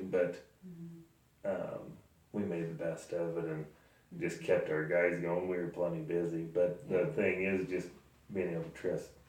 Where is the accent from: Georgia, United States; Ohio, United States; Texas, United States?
Texas, United States; She's like, because you'd still be laying out there, and I'm from Texas.